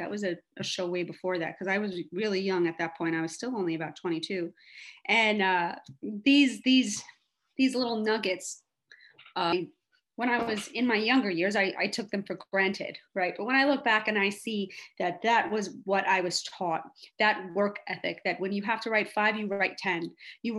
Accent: New York City, New York, United States; moved away as an adult; also born or lived in Los Angeles; I was a kid growing up in Hell's Kitchen, New York

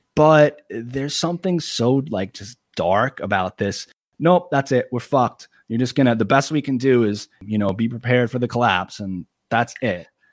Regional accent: Long Island, New York, United States; I'm from Long Island, New York

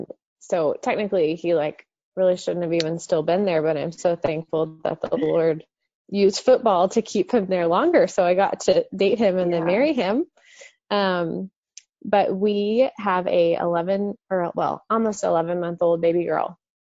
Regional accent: Dallas, Texas, United States; I grew up in the Dallas-Fort Worth area my whole life

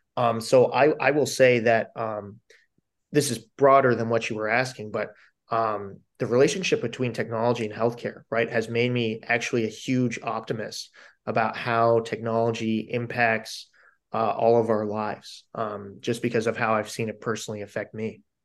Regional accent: Delaware County, Pennsylvania, United States; moved away; I grew up in Delco, but my mother plays in the Harrisburg Symphony

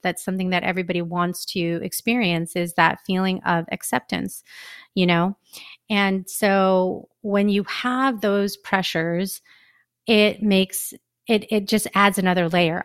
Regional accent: United States; I am a Filipino American

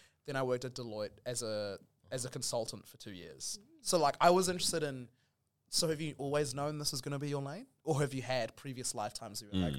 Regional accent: New Zealand; I'm from New Zealand on a podcast with other people of color and we're having a conversation.

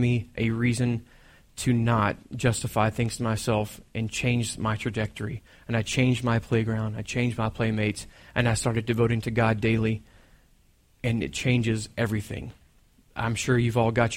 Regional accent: Texas, United States; I'm from Texas

